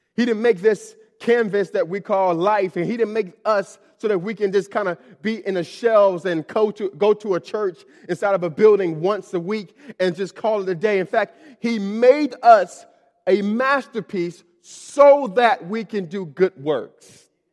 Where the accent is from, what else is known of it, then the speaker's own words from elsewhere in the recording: Miami, Florida, United States; moved away as an adult; I'm from Miami, Florida, and, uh, I was born in, was born in Miami, Florida, and I lived there up until I left for college